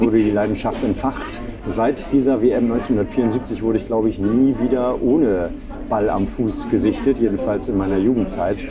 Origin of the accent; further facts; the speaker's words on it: Reinbek, Schleswig-Holstein, Germany; moved away as an adult; also born or lived in Bavaria; now in Hamburg, Germany; vor den Touren Hamburgs bin ich groß geworden, in Rheinweg.